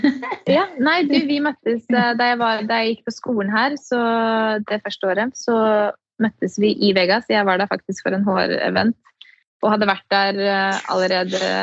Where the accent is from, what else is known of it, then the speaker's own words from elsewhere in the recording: Norway; moved away as an adult; now in United States; hjemme i Norge